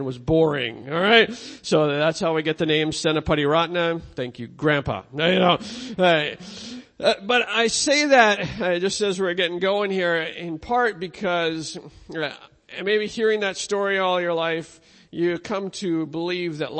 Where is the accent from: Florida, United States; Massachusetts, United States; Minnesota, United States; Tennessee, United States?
Minnesota, United States; I'm from Minnesota